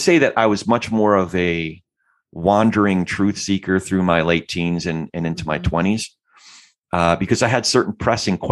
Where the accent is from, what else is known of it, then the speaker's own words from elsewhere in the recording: Freehold, New Jersey, United States; also born or lived in New York / Brooklyn (family); Freehold, New Jersey and the surrounding area. That's my hometown.